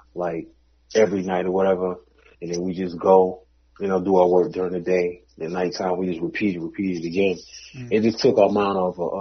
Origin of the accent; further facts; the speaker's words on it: New York, United States; moved away; also born or lived in the South (US); I'm originally from New York, but I live in a part of my upbringing down South